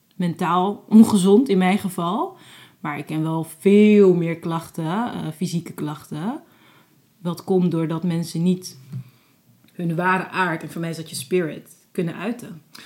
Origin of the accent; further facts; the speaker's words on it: Netherlands; also born or lived in Cape Verde / Abu Dhabi; als Nederlander ben ik